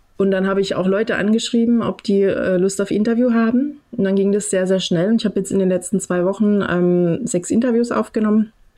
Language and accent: German; Dresden, Saxony, Germany; moved away; also born or lived in western Germany; ich selber komme aus dem Osten ursprünglich, ich bin in Dresden geboren